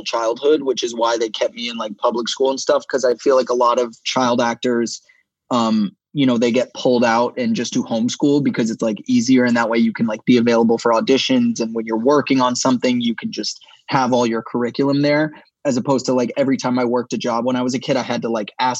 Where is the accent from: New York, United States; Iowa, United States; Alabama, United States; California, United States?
California, United States; Los Angeles; I grew up here in LA. Obviously, I'm from the Valley.